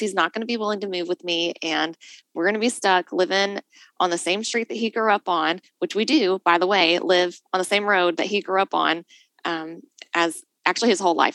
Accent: Nashville, Tennessee, United States; moved away; also born or lived in Chattanooga; I come from Nashville originally

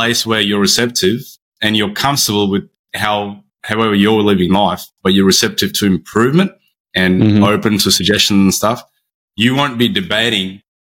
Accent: Brisbane, Queensland, Australia; I'm from Brisbane on the east coast of Australia

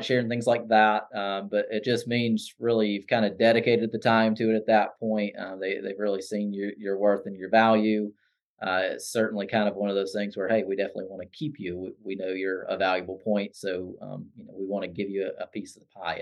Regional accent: Anderson, South Carolina, United States; I grew up just outside of Anderson in the Williamson-Pelzer area

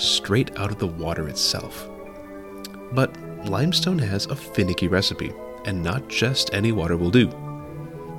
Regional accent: United States; my home country of the US

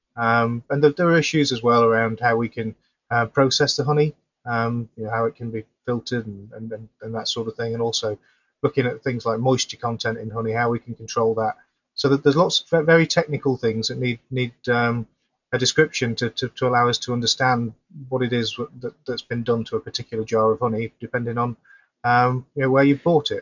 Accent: Yorkshire and the Humber, United Kingdom; moved away; also born or lived in Sheffield; I'm originally from South Yorkshire, that area, so I do go back to, to visit family and friends occasionally

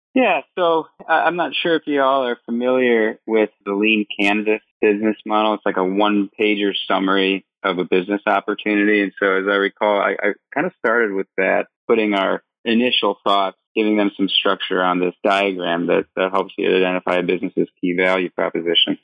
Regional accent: Michigan, United States; moved away as an adult; also born or lived in Vietnam; I grew up in Michigan went to the University of Michigan, Go Blue

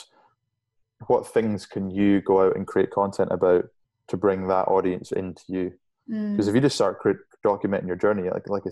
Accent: Shetland Islands, Scotland, United Kingdom; I grew up in the Shetland Islands, way up north, as far north as you can go in the UK

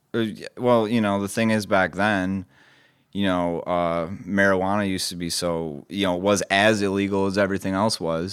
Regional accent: Grand Haven, Michigan, United States; I was born in West Michigan. I went to Grand Haven High School

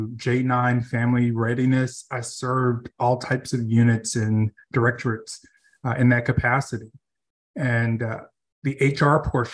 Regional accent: Nashville, Tennessee, United States; I am Nashville born and raised, which is very rare.

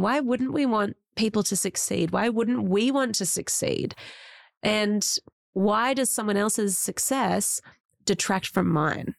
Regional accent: Australia; as Australians

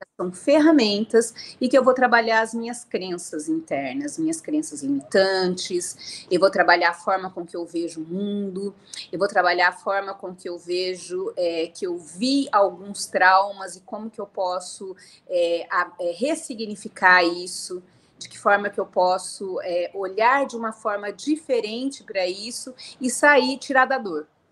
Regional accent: Piracicaba, São Paulo, Brazil; moved away as an adult; also born or lived in Paraná; eu sou nascida no Paraná e fui criada na cidade de Piracicaba, interior de São Paulo.

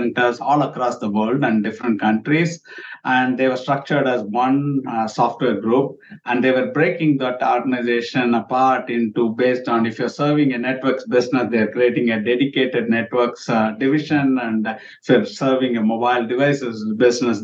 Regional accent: India; moved away as an adult; now in United States; I'm from India. When I grew up in India, you write the name with the initial.

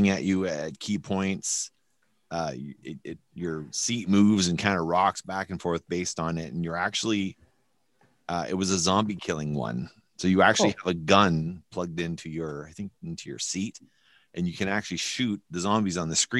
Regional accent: New Brunswick, Canada; now in Winnipeg, Canada; Todd and I grew up in New Brunswick

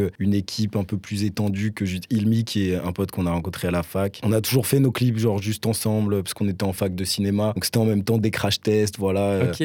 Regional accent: Nancy, Grand Est, France; now in Strasbourg, France; je viens de Nancy de base

